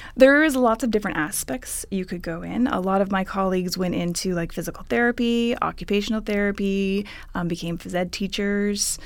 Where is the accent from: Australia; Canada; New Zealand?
Canada; Ottawa, Ontario; moved away as an adult; now in California, United States; I'm originally from Ottawa, Ontario, Canada